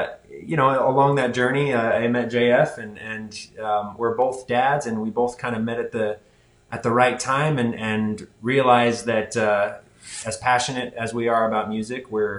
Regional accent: Las Vegas, Nevada, United States; I grew up in Las Vegas pretty much ever since I was 9 years old. I went to an arts academy here for high school called the Las Vegas Academy of Arts.

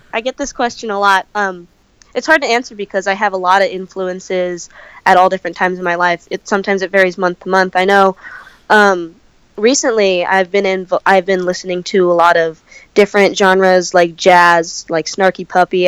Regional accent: California, United States; also born or lived in Santa Cruz, California; I come from California

